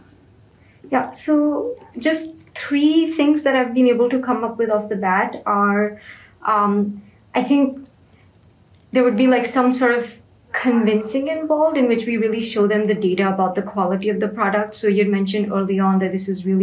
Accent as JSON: {"language": "English", "country": "India", "said": "I'm from India"}